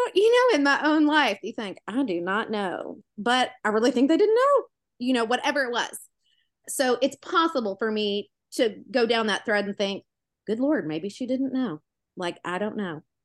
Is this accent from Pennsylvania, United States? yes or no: no; Memphis, Tennessee, United States; I'm from Memphis, the Tennessee. It's southern.